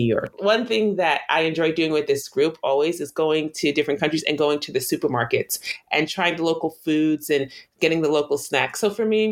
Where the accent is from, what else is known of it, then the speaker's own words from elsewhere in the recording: Guyana; moved away; also born or lived in Long Island; I'm from Guyana, and I never wanted to say that I'm from another place.